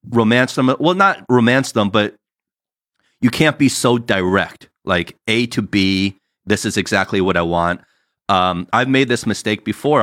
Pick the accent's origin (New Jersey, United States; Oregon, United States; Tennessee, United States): New Jersey, United States; now in California, United States; us growing up in Jersey, that's how we all were